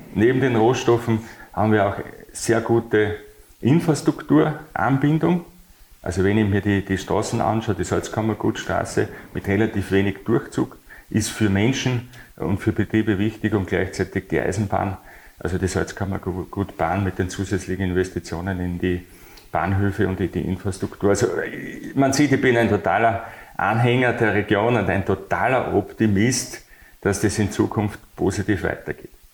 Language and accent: German; Bad Mitterndorf, Styria, Austria; also born or lived in Bad Aussee / Graz / Brussels; geboren in Bad Aussee, aufgewachsen in Bad Mitterndorf, wo ich mich nach wie vor sehr wohl fühle